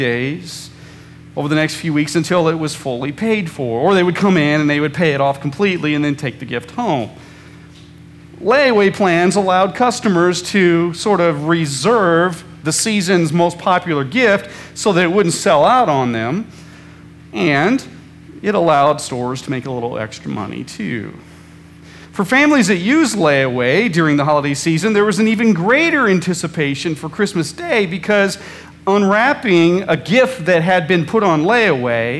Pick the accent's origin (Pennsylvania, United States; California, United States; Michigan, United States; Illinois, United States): Illinois, United States; Central; when I was a kid growing up in Central Illinois